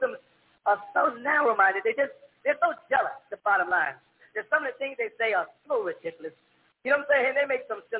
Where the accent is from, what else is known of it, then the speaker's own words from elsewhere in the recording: United States; also born or lived in Sudan; I was raised predominantly in America